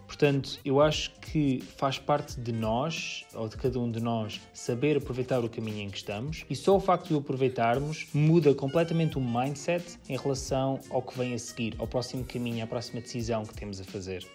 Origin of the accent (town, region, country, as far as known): Portugal; moved away as an adult; also born or lived in San Francisco, United States